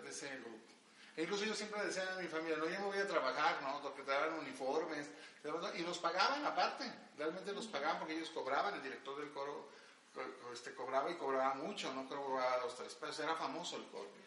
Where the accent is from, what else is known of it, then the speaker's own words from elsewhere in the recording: Guadalajara, Jalisco, Mexico; also born or lived in Mexico City; yo soy originario de Guadalajara, pero este, realmente yo nací en el DF, quiero decirte, pero nunca he vivido allá.